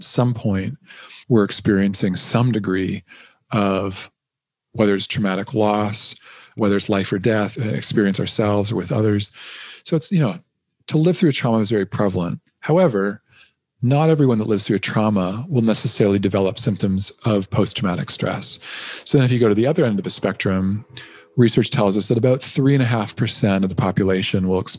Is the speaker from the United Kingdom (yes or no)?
no; Canada; I'm a Canadian